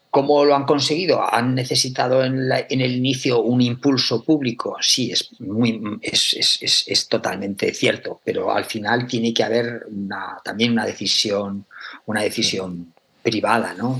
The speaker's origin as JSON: {"language": "Spanish", "region": "Aragon", "country": "Spain", "said": "yo soy de Aragón, o sea, y en Aragón tenemos cuatro denominaciones de origen"}